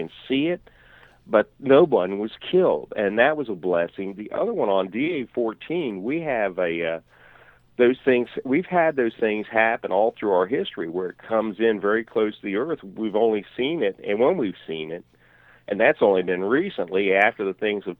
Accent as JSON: {"language": "English", "country": "Canada", "said": "as a Canadian"}